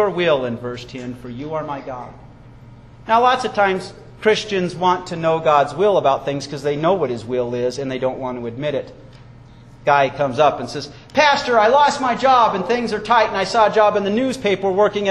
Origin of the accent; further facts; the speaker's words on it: Wyoming, United States; I was raised in Wyoming